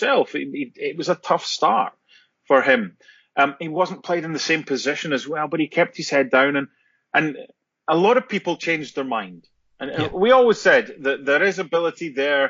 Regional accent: Penicuik, Scotland, United Kingdom; Lee Bullen, who I grew up with in Penicuik

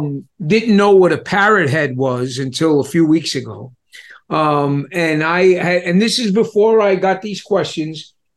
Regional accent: New York City, New York, United States; also born or lived in Staten Island; I grew up in Manhattan. I lived in Staten Island.

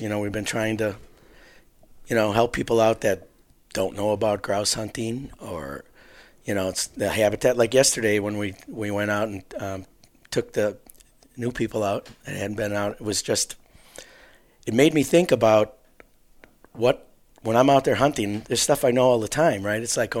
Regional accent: Waukesha, Wisconsin, United States; We're from southeast Wisconsin, Waukesha area.

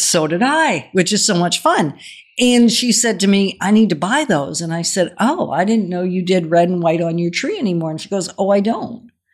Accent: Denmark; moved away; we're originally from Denmark

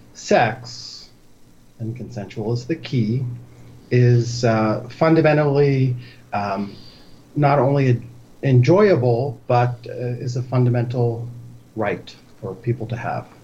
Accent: Philadelphia, Pennsylvania, United States; So I'm 55 years old, and I grew up in Center City, Philadelphia, in the heart of the gayborhood. So I grew up in a very gay East Coast inner city neighborhood.

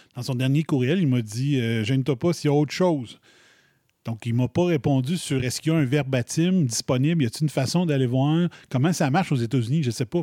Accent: Quebec, Canada; first language French; je venais de la French Canadian Province of Quebec, in Canada

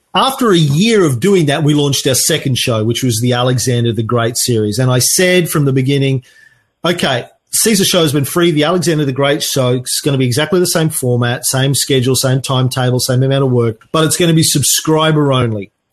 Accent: Australia; I'm an Aussie

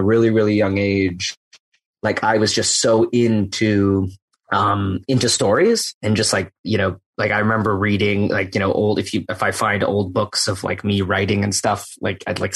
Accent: Edmonton, Alberta, Canada; moved away as an adult; I'm Canadian originally, and I grew up in Edmonton, Alberta, in Canada

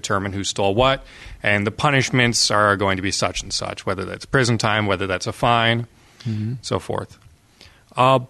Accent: Canada; as a Canadian

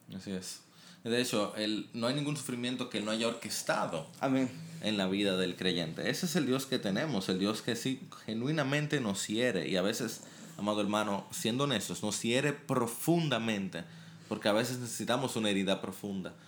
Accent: Dominican Republic; hay mucho racismo y, y toda una historia complicada en nuestro país con Haití

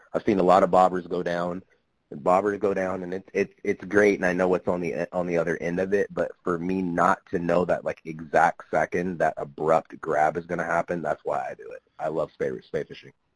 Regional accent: Kansas, United States; moved away; I grew up in Kansas

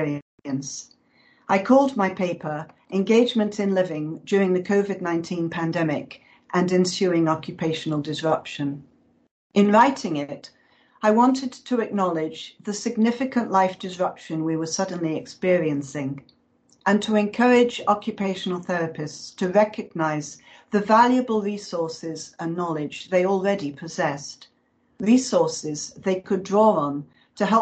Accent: United Kingdom; moved away; my home country

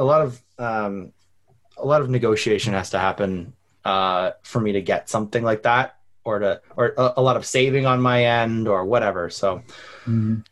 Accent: Canada; I'm Canadian

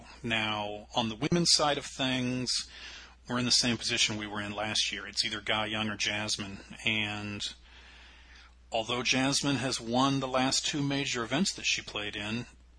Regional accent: United States; we're both American.

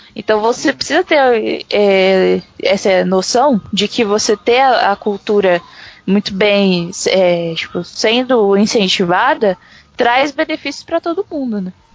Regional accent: Brazil; a nossa é, é, identidade, né, do Brasil

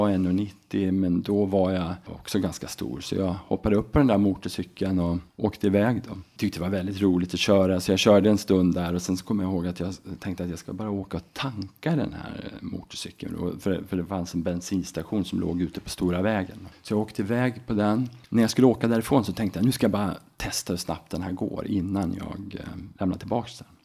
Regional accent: Enköping, Uppsala County, Sweden; also born or lived in Falun / Mora; Faktiskt är jag född eh, i Uppsala, uppvuxen i Enköping. Sen så sökte vi oss upp upp eh, mot eh, Mora när jag var i skolåldern

